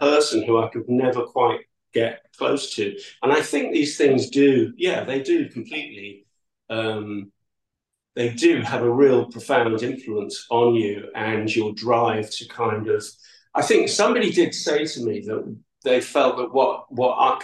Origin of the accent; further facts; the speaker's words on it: New Brighton, North West England, United Kingdom; also born or lived in Edinburgh / Manchester; I went back to live with my aunt and uncle in New Brighton, because I was originally from New Brighton.